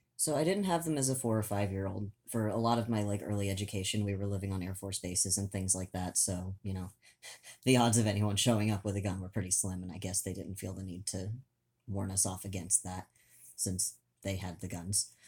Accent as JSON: {"language": "English", "region": "Oklahoma", "country": "United States", "tie": "born or raised there", "moved": "yes", "said": "the farmlands in Oklahoma, where I spent a good chunk of my childhood"}